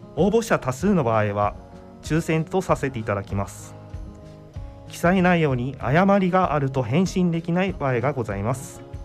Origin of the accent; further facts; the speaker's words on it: Chiba, Japan; moved away as an adult; now in Maizuru, Japan; 千葉県出身で